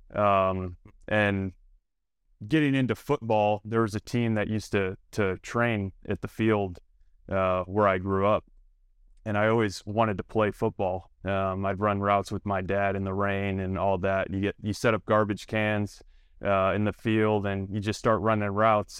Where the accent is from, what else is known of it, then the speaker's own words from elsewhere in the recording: Toledo, Ohio, United States; born and raised in Toledo, Ohio